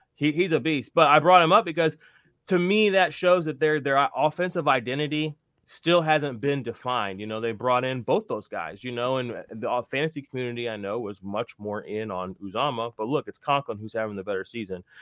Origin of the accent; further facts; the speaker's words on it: Missouri, United States; I'm from Missouri, you know, Saint Louis Rams